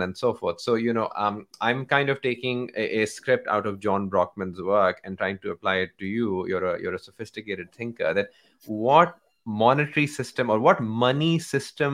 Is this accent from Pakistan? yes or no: yes; Pakistan; I'm from Pakistan